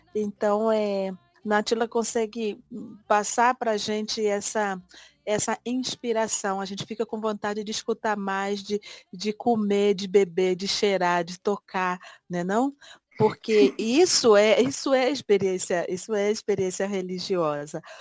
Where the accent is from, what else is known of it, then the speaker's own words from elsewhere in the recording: Brazil; moved away; fora do meu país, fora do Brasil